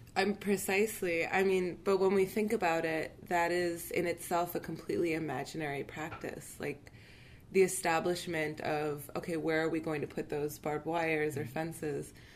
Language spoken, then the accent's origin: English; Palestine